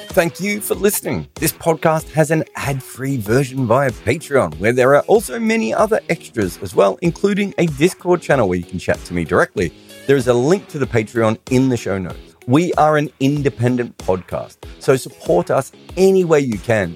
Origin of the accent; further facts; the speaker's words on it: Australia; being Australian